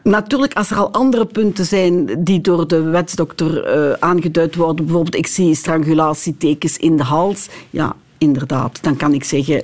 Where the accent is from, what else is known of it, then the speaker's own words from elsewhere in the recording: Lommel, Flanders, Belgium; ik zelf van Lommel ben